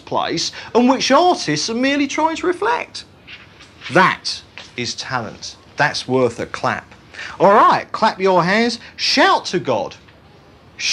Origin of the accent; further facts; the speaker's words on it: United Kingdom; all our British reserve and inhibitions